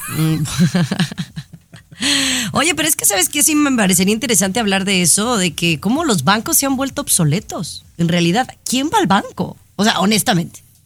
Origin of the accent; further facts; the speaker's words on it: Mexico; Yo soy mexicana